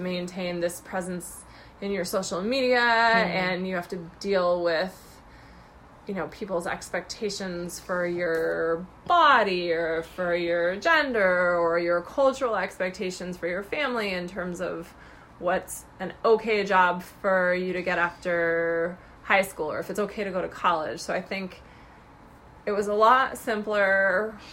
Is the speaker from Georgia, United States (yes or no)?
no; Newport Beach, California, United States; moved away as an adult; I grew up in Southern California in Orange County, in Newport Beach